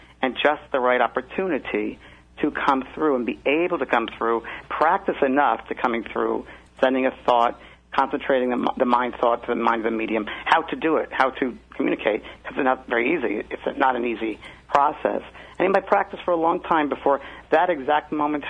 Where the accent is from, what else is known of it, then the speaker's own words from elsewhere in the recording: New York, United States; now in Orange County, California, United States; I'm originally from New York